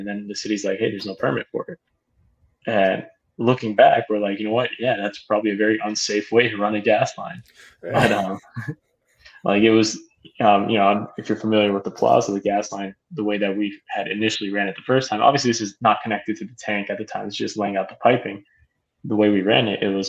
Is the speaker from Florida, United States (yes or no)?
yes; South Florida, United States; I've been born and raised in South Florida, went to college at Miami. So South Florida through and through